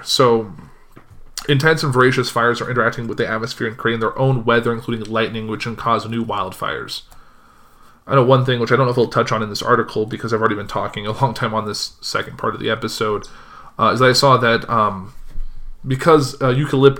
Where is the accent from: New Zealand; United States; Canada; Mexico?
New Zealand; Auckland; also born or lived in Melbourne; I was born and raised in Auckland. I've never seen anything even close to this.